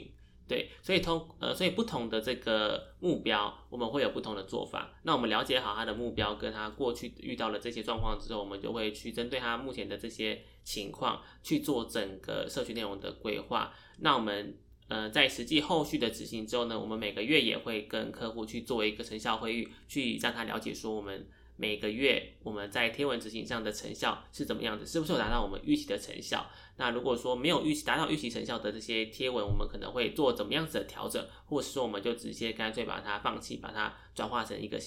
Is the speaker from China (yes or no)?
no; Taiwan; 我们台湾人都有在使用的社群平社群平台。